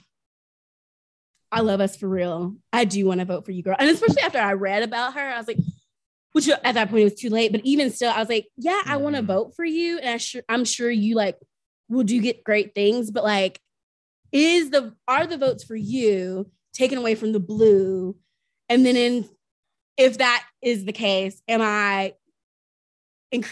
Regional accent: the South, United States; I grew up in the South

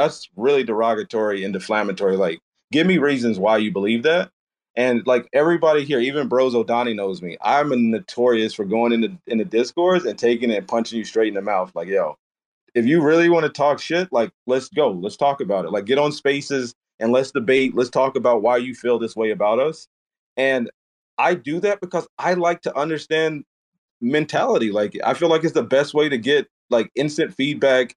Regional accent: the South, United States; I'm from the South

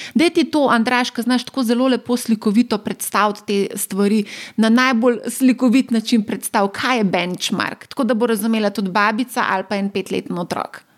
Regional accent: Slovenia; Slovenci smo

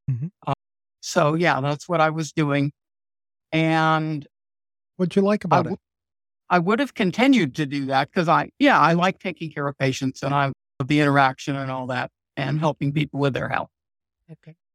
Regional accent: New York, United States; now in North Carolina, United States; Most, I started out in New York State.

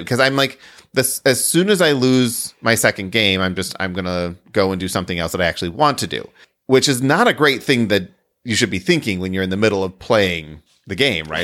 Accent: Midwest, United States; I'm from the Midwest

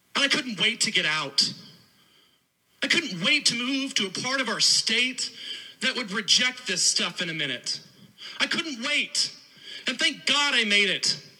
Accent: Hickory County, Missouri, United States; moved away as an adult; I grew up in Hickory County, Missouri

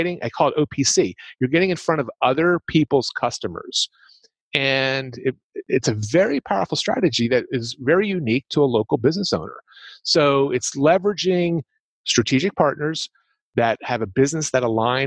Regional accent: Philadelphia, Pennsylvania, United States; I'm from the Philadelphia, Pennsylvania area, so you get that kind of accent

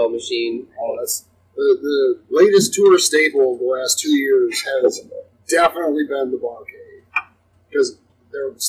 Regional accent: Syracuse, New York, United States; I'm from Syracuse.

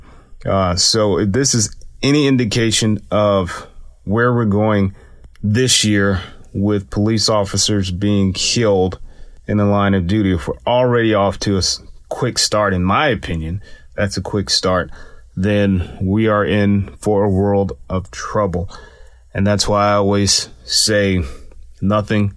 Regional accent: Atlanta, Georgia, United States; also born or lived in Germany; my hometown, Atlanta, Georgia

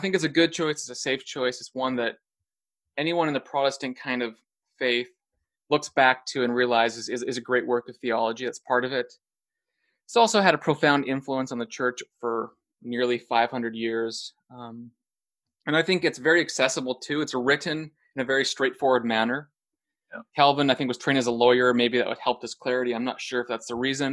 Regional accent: Alberta, Canada; also born or lived in United States; now in Hamilton, Canada; I'm from Western Canada.

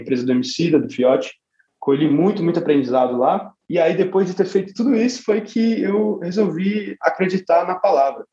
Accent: São Paulo, Brazil; na minha quebrada e na, em algumas quebradas de São Paulo

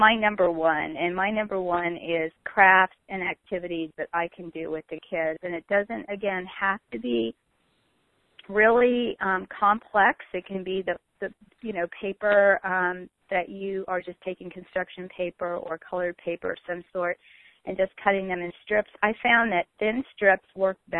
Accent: New York, United States; moved away; when I was growing up in New York

